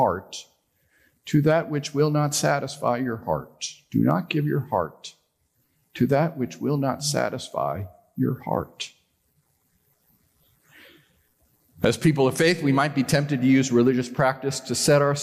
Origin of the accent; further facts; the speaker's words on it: New York, United States; I'm a Yankee. I was born in New York